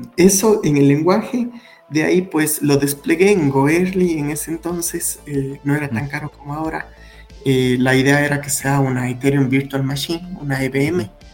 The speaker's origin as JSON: {"language": "Spanish", "town": "Cuenca", "region": "Azuay", "country": "Ecuador", "tie": "born or raised there", "said": "nací en Cuenca, Ecuador, la ciudad más bonita de Cuenca, de, Ecuador"}